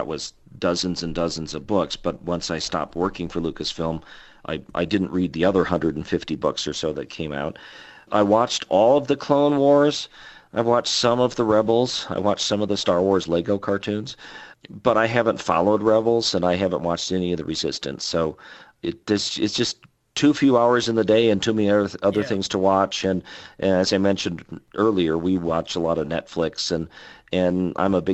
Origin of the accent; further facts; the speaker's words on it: Wisconsin, United States; moved away as an adult; that's where I was in high school, that's where I was a nerdy kid, that's where I got picked on. And you know, there's great stuff growing up in Wisconsin